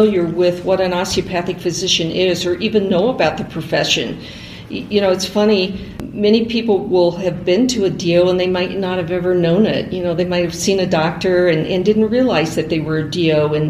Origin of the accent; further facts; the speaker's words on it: Kirksville, Missouri, United States; I grew up in Kirksville